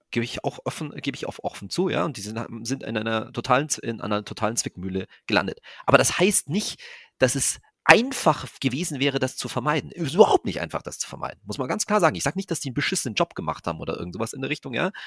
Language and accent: German; Germany; wir als Deutsche